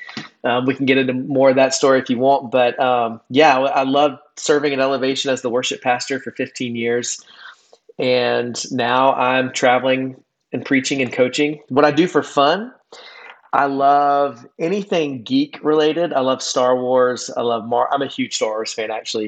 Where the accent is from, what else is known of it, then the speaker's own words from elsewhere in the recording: South Carolina, United States; moved away as an adult; now in Charlotte, United States; I grew up in South Carolina, so lived there for most of my life until I moved to Charlotte 15 years ago